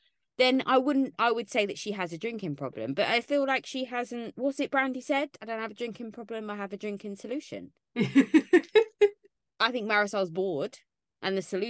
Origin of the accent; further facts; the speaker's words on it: London, United Kingdom; I grew up in London.